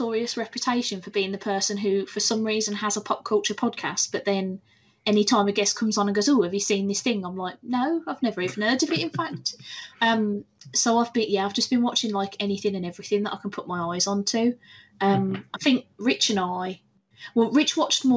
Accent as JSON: {"language": "English", "country": "United Kingdom", "said": "I'm very British."}